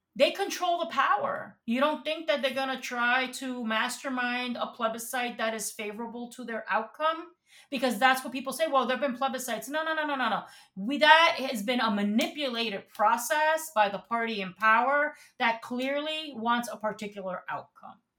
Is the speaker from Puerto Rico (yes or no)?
yes; Puerto Rico; moved away as an adult; now in New York City, United States; I was born and raised in Puerto Rico, and I came and uh, to to New York in at the age of eighteen, I've lived here basically since then